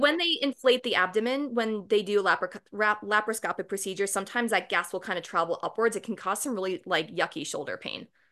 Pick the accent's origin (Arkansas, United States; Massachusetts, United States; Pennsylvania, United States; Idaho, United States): Massachusetts, United States; Boston; moved away as an adult; now in Fort Collins, United States; I'm originally from Boston